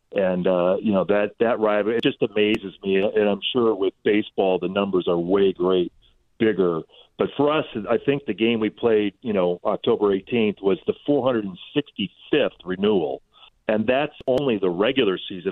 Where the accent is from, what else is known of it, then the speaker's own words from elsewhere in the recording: Illinois, United States; moved away; I grew up in Illinois